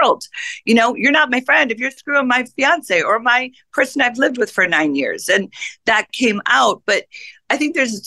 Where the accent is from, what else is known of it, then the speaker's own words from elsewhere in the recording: Chicago, Illinois, United States; now in California, United States; I'm from Chicago